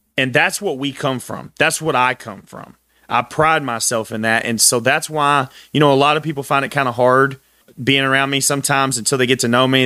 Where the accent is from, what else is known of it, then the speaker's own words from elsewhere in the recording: Texas, United States; I'm from Texas, very proud Texan